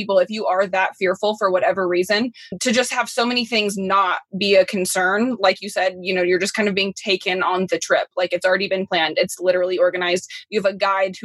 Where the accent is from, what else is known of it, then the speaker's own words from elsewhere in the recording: Midwest, United States; someone like myself growing up in the Midwest